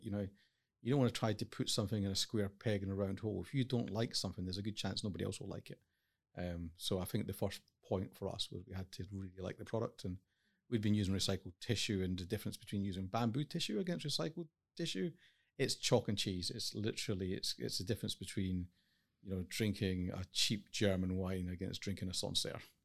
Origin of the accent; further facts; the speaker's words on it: Highlands of Scotland, United Kingdom; moved away as an adult; I grew up in the Highlands of Scotland